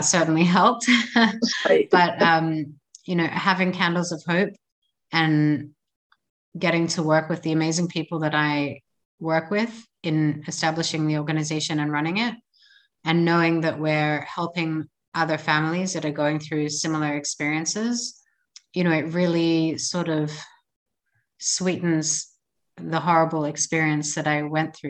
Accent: Australia; moved away as an adult; now in Israel; I was born and I grew up in Australia and I made Aliyah 13 years ago.

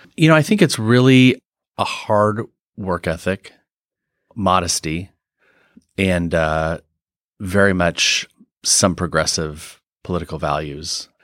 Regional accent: eastern Washington, United States; also born or lived in London, United Kingdom / Norway; now in Seattle, United States; was raised in eastern Washington

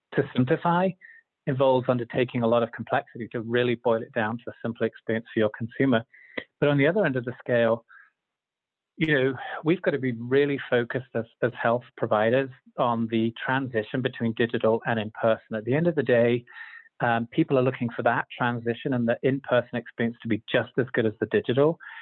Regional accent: Zambia; moved away as an adult; also born or lived in London, United Kingdom / United Kingdom; now in Utah, United States; I was born in London, grew up in Zambia in Africa, and uh, after high school and university in the UK

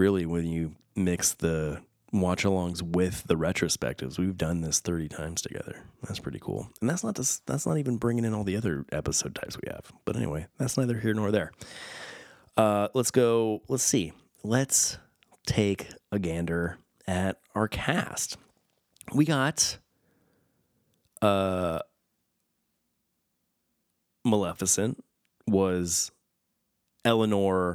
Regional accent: Southern California, United States; I grew up in Southern California

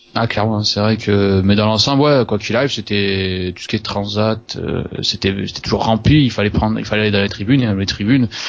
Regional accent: Toulouse, Occitania, France; je viens de Toulouse

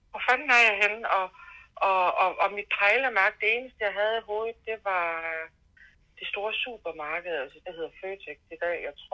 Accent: Lund, Central Denmark Region, Denmark; also born or lived in Horsens; Halvdelen af min skoletid på Lund, og øh, resten øh, på Bangær.

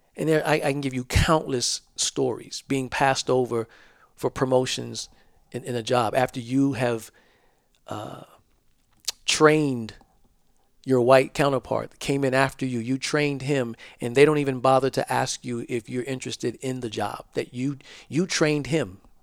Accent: Georgetown, South Carolina, United States; I'm from Georgetown, South Carolina. We call it the Low Country.

